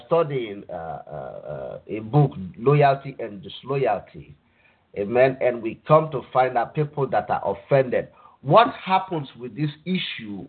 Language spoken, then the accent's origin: English; Nigeria; now in United States; I grew up in Nigeria